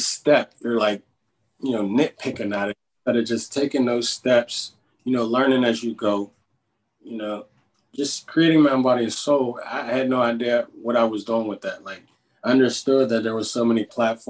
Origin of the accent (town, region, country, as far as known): Pittsburgh, Pennsylvania, United States; accent: Pittsburgh